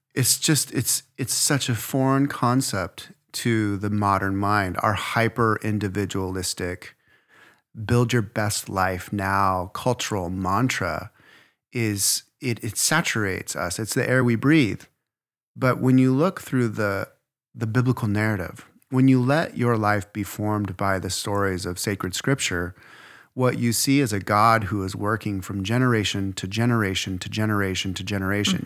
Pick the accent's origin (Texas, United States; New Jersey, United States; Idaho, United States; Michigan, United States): Idaho, United States; I'm from Idaho